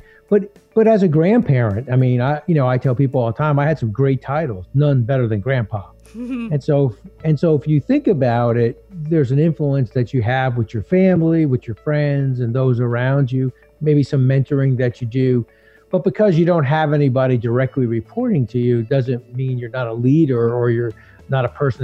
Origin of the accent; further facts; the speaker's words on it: New Jersey, United States; as a kid growing up, I grew up in Jersey